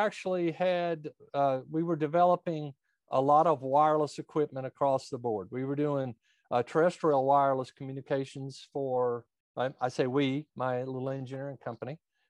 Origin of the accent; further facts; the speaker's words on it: United States; So I was born and raised quite a bit north of here, right at the edge of Kentucky